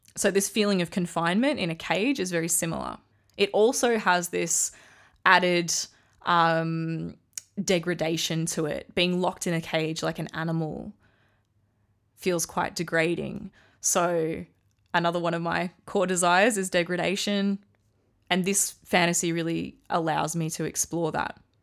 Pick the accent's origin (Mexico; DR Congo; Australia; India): Australia; I'm Australian.